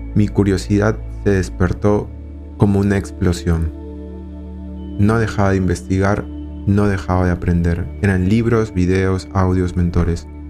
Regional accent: Lima, Peru; Soy de Perú, de Lima

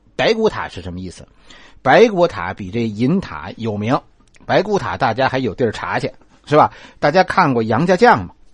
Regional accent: Beijing, China; 咱们北京人

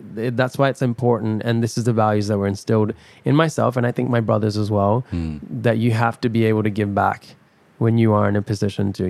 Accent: Perth, Western Australia, Australia; also born or lived in Dubai, United Arab Emirates; my background is Pakistani, hmm. and I grew up in Dubai, and I grew up in Perth

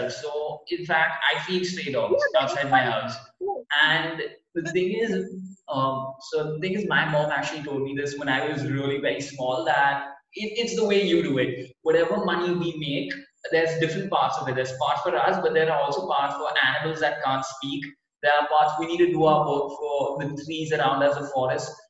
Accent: Gujarat, India; now in Goa, India; I'm from Gujarat, but I stay in Goa.

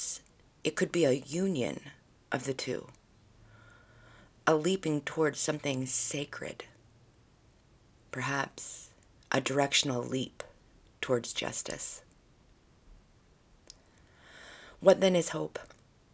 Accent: United States; they make prominent our history as American people, as a society

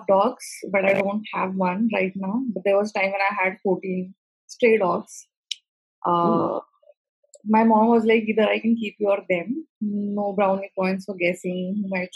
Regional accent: Pune, Maharashtra, India; I'm born and brought up in Pune.

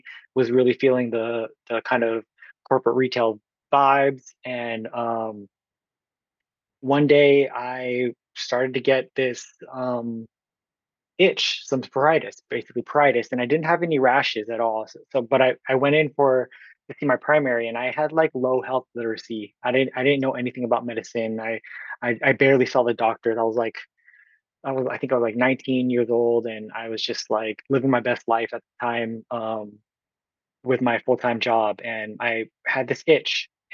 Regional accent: Oakland, California, United States; from Oakland, California

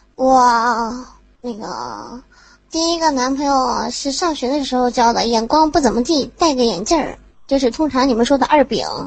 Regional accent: Inner Mongolia, China; 来自于美丽的大草原，内蒙古

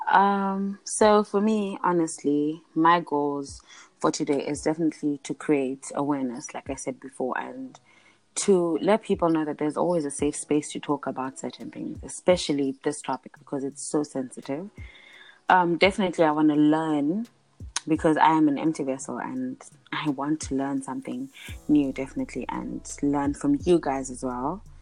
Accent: South Africa; also born or lived in Uganda; um, I am South African stroke Ugandan.

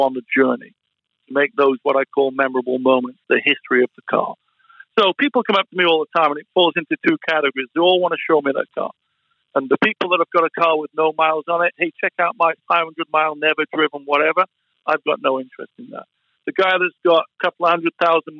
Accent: Sheffield, Yorkshire and the Humber, United Kingdom; moved away as an adult; now in Los Angeles, United States; the house that I grew up in Sheffield

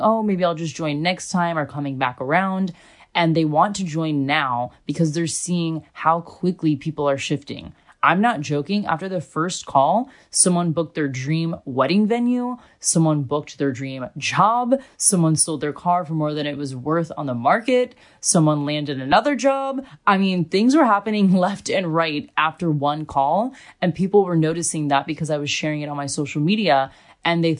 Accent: United States; also born or lived in Australia; now in Germany; I was coming from Australia and I'm American

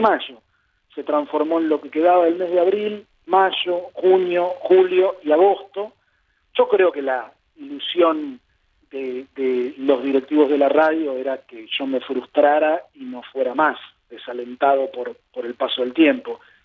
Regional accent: Buenos Aires, Argentina; crié en el barrio de Palermo

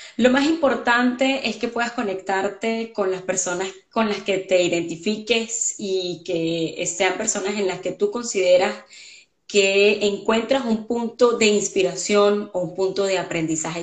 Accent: Venezuela; moved away as an adult; now in Canada; yo soy venezolana

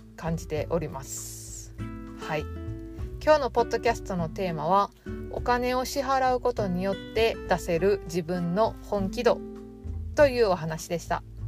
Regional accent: Osaka, Japan; 大阪で生まれて、ネギってなんぼの世界で育ってきたんで

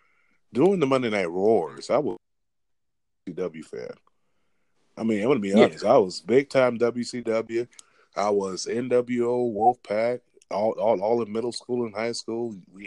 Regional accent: the South, United States; I'm from the South. I can actually understand the commentary team.

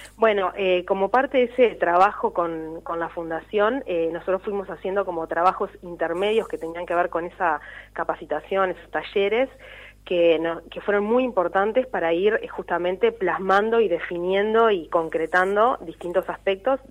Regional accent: Canelones, Uruguay; Tanto nosotros somos de Canelones

